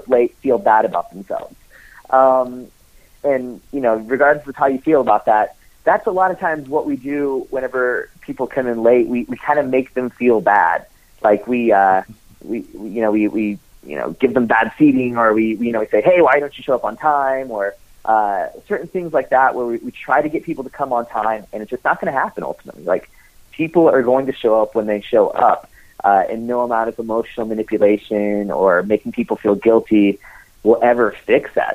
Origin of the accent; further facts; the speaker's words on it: United States; as an American